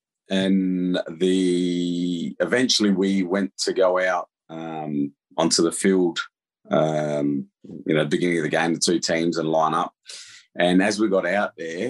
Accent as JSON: {"language": "English", "town": "Adelaide", "region": "South Australia", "country": "Australia", "tie": "born or raised there", "said": "I was playing for my hometown city for in front of my family and friends"}